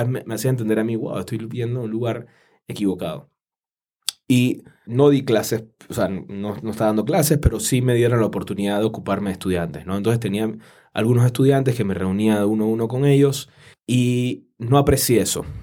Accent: Panama; en mi país, en Panamá

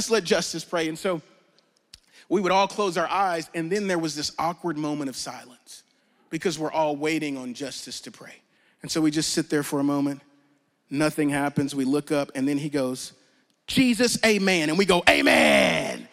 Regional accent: Louisiana, United States; I'm from Louisiana

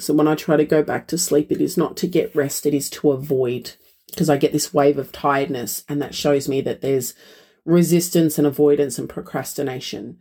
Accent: Australia

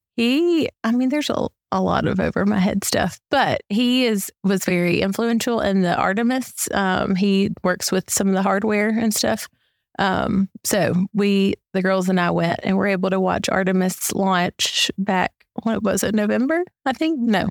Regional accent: Columbus, Mississippi, United States; I grew up, born and raised in Columbus, Mississippi

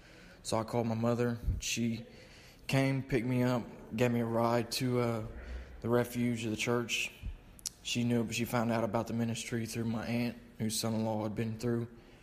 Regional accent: Greenup County, Kentucky, United States; I'm 22 from Greenup County, Kentucky.

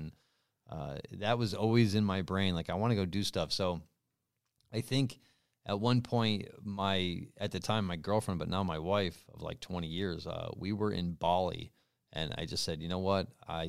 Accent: New York, United States; I'm from New York.

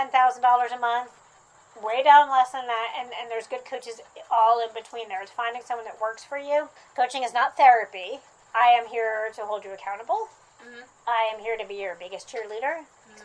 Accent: New Jersey, United States; now in Athens, United States; I grew up in New Jersey, and I've been in the South longer

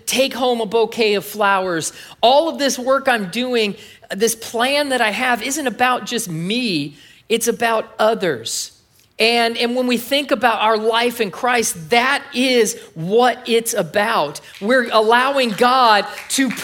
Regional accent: California, United States; moved away as an adult; I'm from California

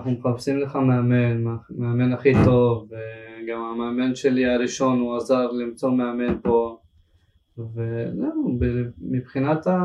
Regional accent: Dnipro, Dnipropetrovsk Oblast, Ukraine; born there; לא, בעיר שקוראים לה דניפרה פטרוסק.

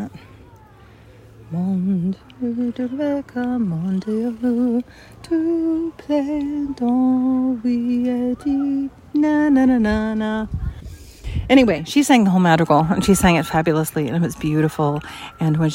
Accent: Los Angeles, California, United States; moved away as an adult; I grew up in Los Angeles

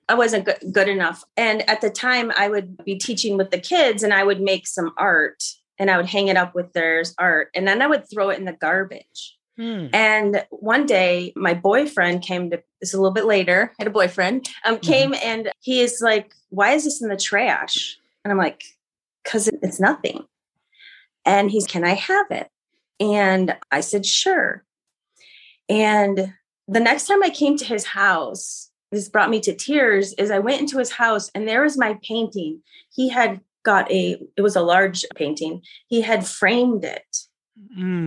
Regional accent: Grand Rapids, Michigan, United States; also born or lived in Kalamazoo, Michigan / Seattle, Washington; now in Jackson, United States; I'm from uh, Grand Rapids, Michigan. I was born in Grand Rapids

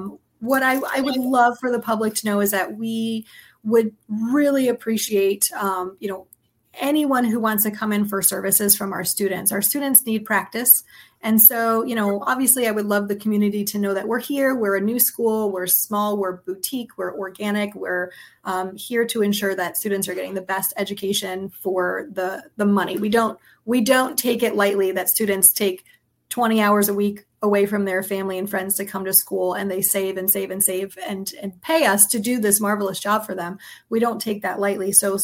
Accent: Southwest Florida, United States; also born or lived in Staten Island, New York; We moved down here in 84. So I was two. Wow. And so I grew up down here and, you know, tried for a little while to go away to college. And then I came right back. I was like, nothing is more beautiful than Southwest Florida. I'm coming home.

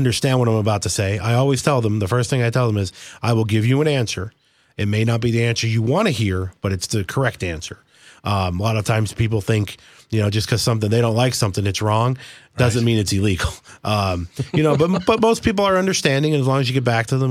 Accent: Warrior Run, Pennsylvania, United States; now in East Stroudsburg, United States; I grew up just outside of the Poconos, outside of Wilkes-Barre, Pennsylvania, a little town called Warrior Run

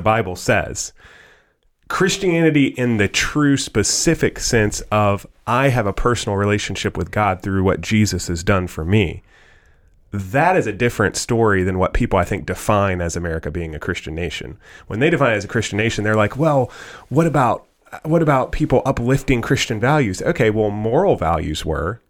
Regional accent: United States; I was born in the good old U S of A, and I'm thankful that I'm an American

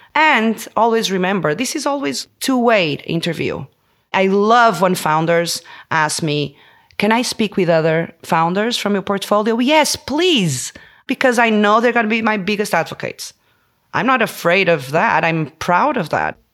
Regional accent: Porto, Norte, Portugal; moved away as an adult; also born or lived in Denmark; I was born in Porto

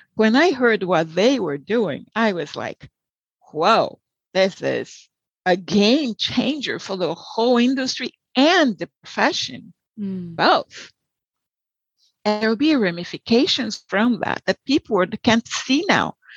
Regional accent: Salvador, Bahia, Brazil; English is a second language; moved away as an adult; also born or lived in Rio de Janeiro, Brazil / Florida, United States; now in United States; I was born in Rio, so I'm a Carioca, but raised in Salvador, so a Baiana

